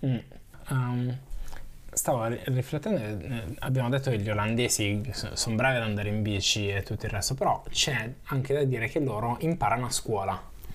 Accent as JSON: {"language": "Italian", "country": "Italy", "tie": "born or raised there", "moved": "as an adult", "lives_now": "Netherlands", "said": "sono cresciuto in Italia"}